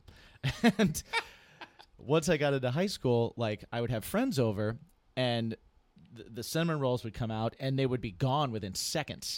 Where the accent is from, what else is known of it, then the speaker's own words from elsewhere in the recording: Indiana, United States; also born or lived in New Hampshire; when I was growing up in Indiana, and even before that when I was in New Hampshire